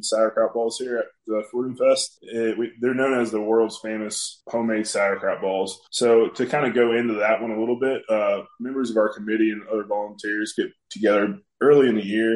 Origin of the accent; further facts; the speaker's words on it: Oldenburg, Indiana, United States; now in Batesville, United States; I grew up in Oldenburg. I live in Batesville now